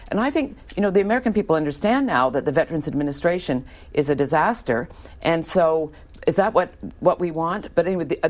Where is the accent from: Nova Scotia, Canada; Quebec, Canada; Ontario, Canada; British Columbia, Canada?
British Columbia, Canada; Vancouver; now in United States; I'm from Vancouver, so sort of similar areas, both British Columbia and Washington State, very liberal.